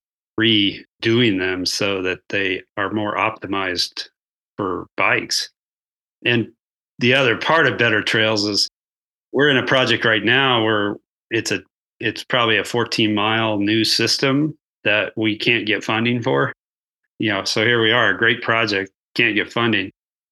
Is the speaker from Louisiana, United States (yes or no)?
no; Colorado, United States; I was born here in Colorado